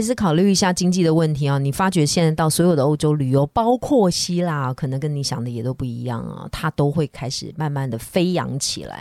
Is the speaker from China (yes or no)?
no; Taiwan; 是我们台湾人太努力了